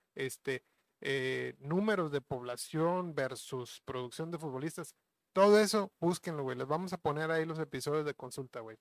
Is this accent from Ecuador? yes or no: no; Mexico; sí tenemos cierta mentalidad, güey, este, como mexicanos